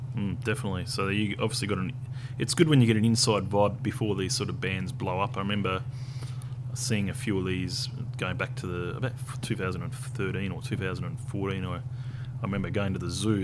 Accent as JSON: {"language": "English", "region": "Tasmania", "country": "Australia", "tie": "born or raised there", "moved": "yes", "said": "I came from Tasmania, uh, so in Tasmania, I think um, wasn't that many people that lived there"}